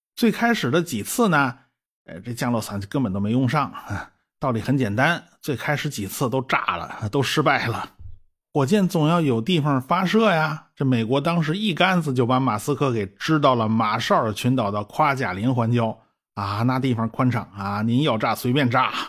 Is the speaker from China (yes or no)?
yes; China; 我们中国人热热闹闹地迎接杨利维凯旋归来的时候